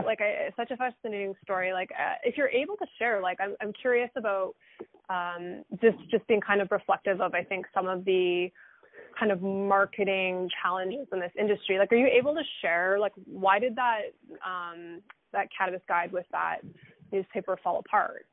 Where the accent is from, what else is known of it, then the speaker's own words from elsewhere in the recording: Alberta, Canada; now in Toronto, Canada; I'm from Alberta